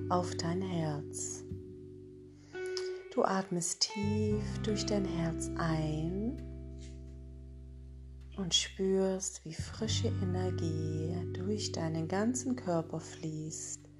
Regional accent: Isny, Baden-Württemberg, Germany; Ich komme aus Isny

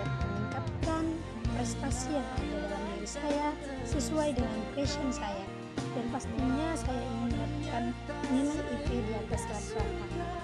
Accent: Medan, North Sumatra, Indonesia; Saya berasal dari Kota Medan

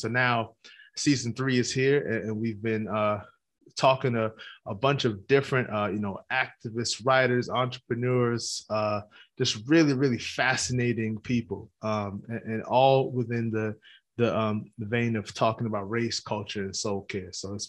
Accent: New York City, New York, United States; I'm from Brooklyn.

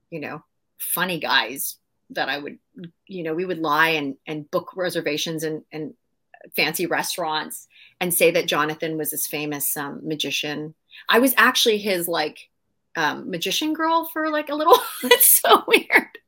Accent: Maple Ridge, British Columbia, Canada; Yeah, in a tiny little town called Maple Ridge. Uh, we have some really cool people that came out of Maple Ridge.

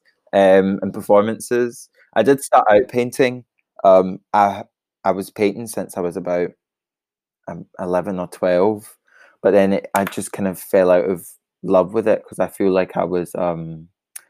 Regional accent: Kilmarnock, Scotland, United Kingdom; moved away as an adult; now in Glasgow, United Kingdom; I'm originally from Kilmarnock in Scotland, but I moved to Glasgow for art school.

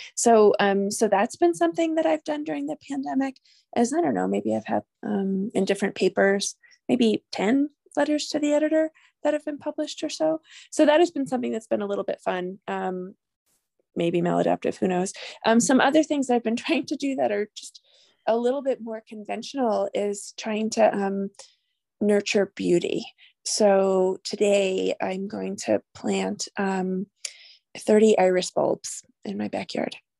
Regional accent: New York, United States; moved away as an adult; also born or lived in New Mexico; now in Albuquerque, United States; I'm originally from New York, but I've been a New Mexican since, for sixteen years

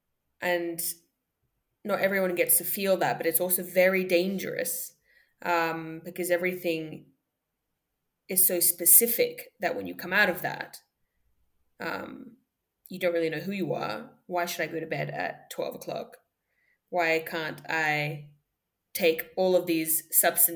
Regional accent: Perth, Western Australia, Australia; also born or lived in Paris, France; I grew up in Perth, Australia, amongst other places. My dad is French. My mom is Moroccan. I was born in Paris.

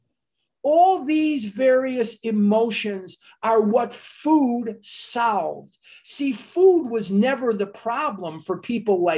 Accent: Chicago, Illinois, United States; I went to Mather High School in Chicago, north side of Chicago, born and raised in Chicago

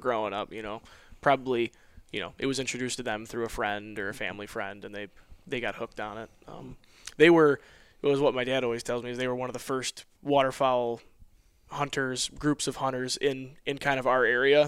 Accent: Western New York, United States; I'm from Western New York. I'm about four hour drive from Coble Skill, um, right up on Lake Ontario.

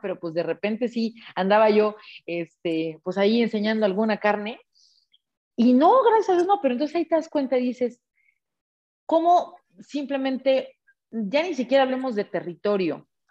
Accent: Mexico; levantando la voz como mexicana

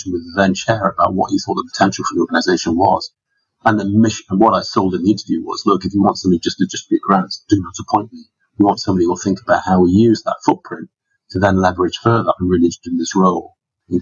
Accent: Scarborough, Yorkshire and the Humber, United Kingdom; moved away; I came from Scarborough, and Scarborough, for those people in the UK will know, but in New Zealand, they may not, it's a small town on the northeast of England

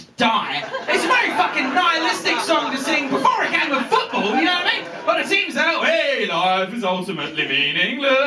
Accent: England, United Kingdom; moved away as an adult; also born or lived in Scotland; now in Edinburgh, United Kingdom; I'm English, right? I lived in Scotland for 10 years and I've gone native.

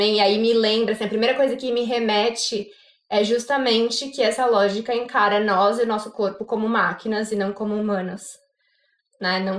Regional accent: São Paulo, Brazil; vim da engenharia, vim de São Paulo, capital, é, vinda do primeiro setor, trabalhando em indústria de alimentos.

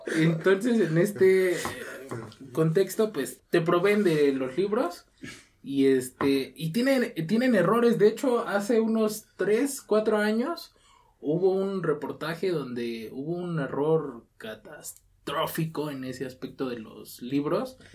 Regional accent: Mexico; darse cuenta como mexicanos

